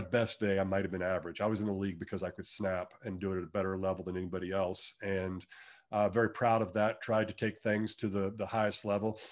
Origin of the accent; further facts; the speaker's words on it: Wichita, Kansas, United States; I'm from Wichita, ho, home state, uh, hometown boy